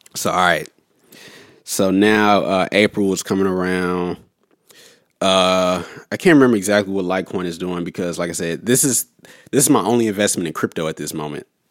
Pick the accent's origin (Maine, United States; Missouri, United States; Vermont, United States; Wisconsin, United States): Missouri, United States; St. Louis; also born or lived in Los Angeles; I'm originally from Saint Louis, so I basically, I just went back home